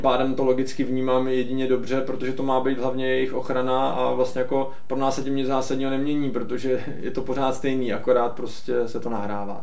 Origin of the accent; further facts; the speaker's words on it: Czechia; jsme Češi